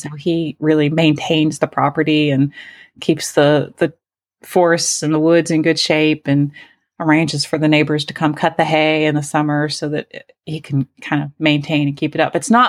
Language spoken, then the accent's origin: English; Asheville, North Carolina, United States; from Asheville.